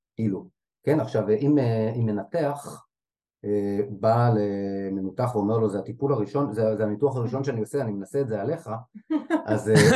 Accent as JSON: {"language": "Hebrew", "town": "Jerusalem", "region": "Jerusalem District", "country": "Israel", "tie": "born or raised there", "said": "עברנו לגור בשכונה בירושלים אה, כשהייתי בן שנתיים"}